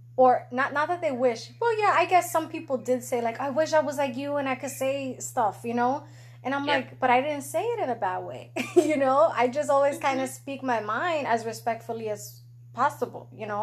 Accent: New York, United States; now in Florida, United States; I'm from New York

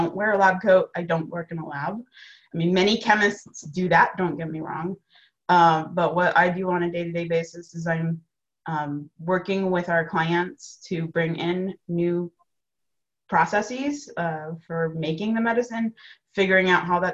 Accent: Indianapolis, Indiana, United States; moved away as an adult; also born or lived in Madison, Wisconsin; I grew up in Indianapolis, went to Cathedral High School, ended up at Purdue

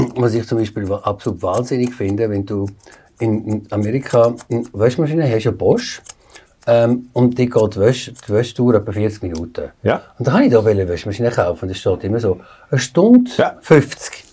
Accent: Aargau, Switzerland; moved away as an adult; also born or lived in New York; geboren im Aargau. Bin jetzt 23 Jahre in New York gewesen

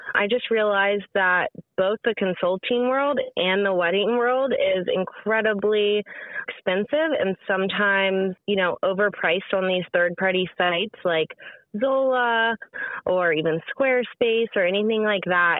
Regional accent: Richmond, Virginia, United States; moved away as an adult; also born or lived in Columbia, South Carolina; now in Charleston, United States; I grew up in Richmond, Virginia

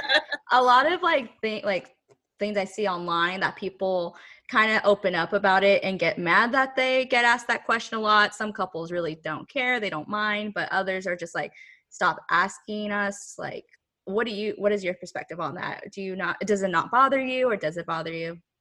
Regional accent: California, United States; moved away as an adult; now in New York City, United States; I am from California and I moved to New York City about five ish years ago

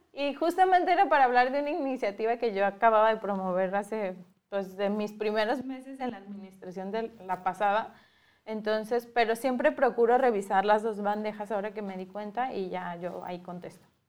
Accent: Guadalajara, Jalisco, Mexico; yo desde que estaba en Guadalajara, que crecí en Guadalajara

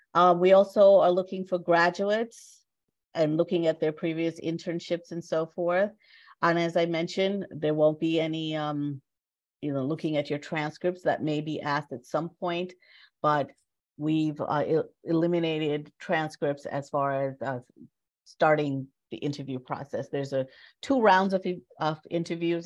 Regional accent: Jamaica; moved away; I am an immigrant. I was born in Jamaica and came to this country in the 60s

